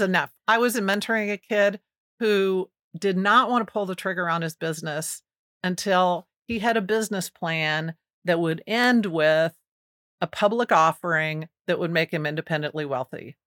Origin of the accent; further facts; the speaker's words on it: Kansas City, Missouri, United States; my mom moved us here to take a job at the Kansas City Star as a typesetter